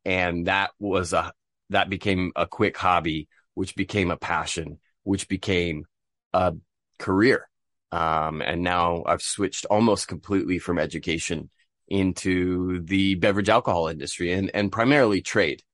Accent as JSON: {"language": "English", "town": "Bristol", "region": "Vermont", "country": "United States", "tie": "born or raised there", "also_born_or_lived": "Seville, Spain / Korea", "moved": "as an adult", "lives_now": "Tokyo, Japan", "said": "I'm from Bristol, Vermont. in the nor-, northeastern United States, born and raised"}